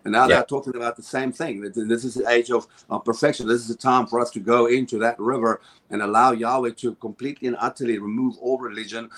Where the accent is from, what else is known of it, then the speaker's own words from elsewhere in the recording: South Africa; now in United States; I come from South Africa.